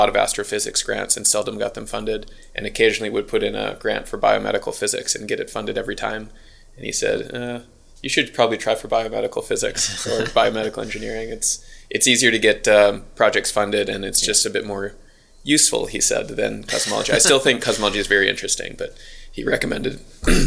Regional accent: United States; accent: American; moved away as an adult; now in Auckland, New Zealand; If you can't tell by the accent, I'm American

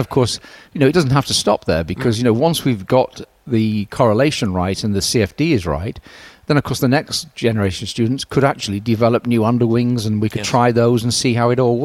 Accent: Stockport, North West England, United Kingdom; I come from Stockport, I was born not far from here

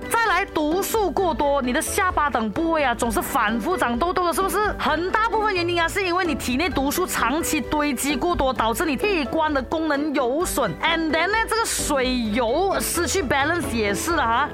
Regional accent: Malaysia; 作为马来西亚人

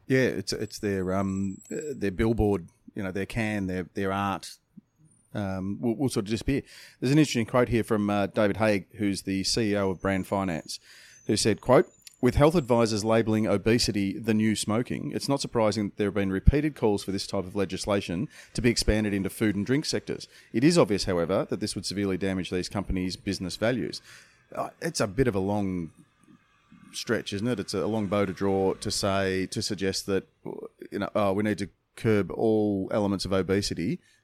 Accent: Australia; we're from Australia

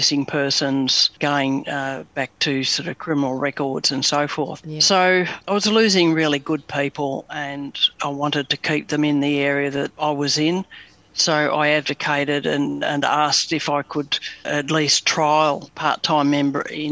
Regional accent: Melbourne, Victoria, Australia; I was born in East Bentley in Melbourne, and apart from a few address changes around the suburbs of Melbourne, lived most of my younger days in Macleod.

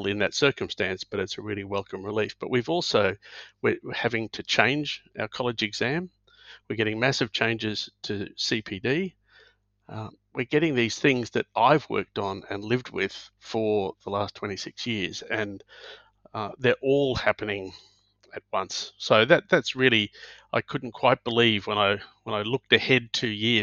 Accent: Brisbane, Queensland, Australia; I grew up in Brisbane, did my medical training in Brisbane

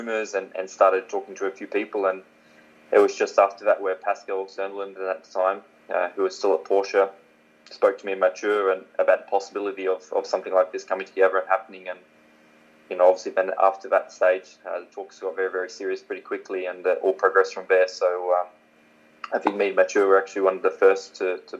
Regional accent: Warwick, Queensland, Australia; moved away; I'd probably still be a builder in my hometown of Warwick.

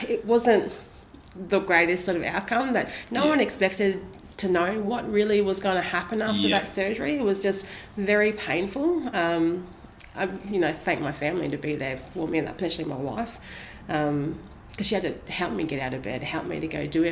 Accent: Australia; also born or lived in New Zealand; my mum's Australian, brought me back to Australia

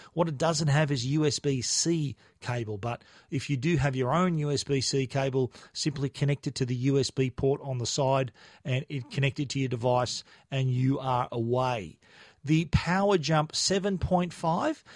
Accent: Australia; being a an Australian in a foreign country

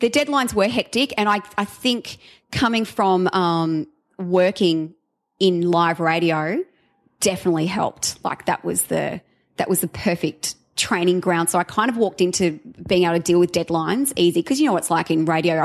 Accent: Sydney, New South Wales, Australia; moved away; I was from Sydney

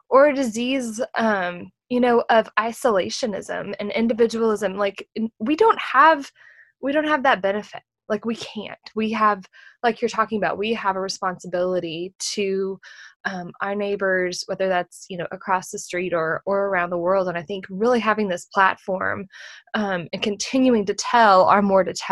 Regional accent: Texas, United States; a Texan

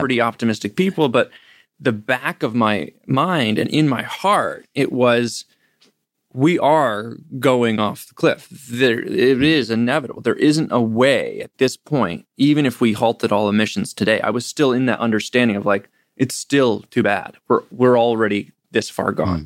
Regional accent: Ithaca, New York, United States; growing up in Ithaca, New York, with, where Cornell University is

